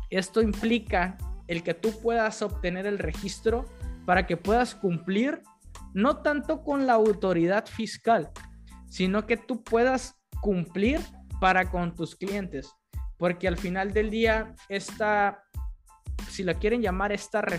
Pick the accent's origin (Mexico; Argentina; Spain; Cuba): Mexico; Desde abril con tres meses como buenos mexicanos hasta el final